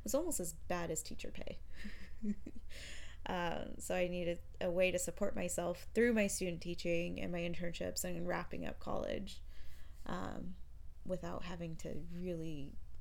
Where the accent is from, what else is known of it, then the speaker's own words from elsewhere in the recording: Glendale/Peoria area, Arizona, United States; also born or lived in Tempe, Arizona; I had just moved home from Tempe, so I moved back in with my parents.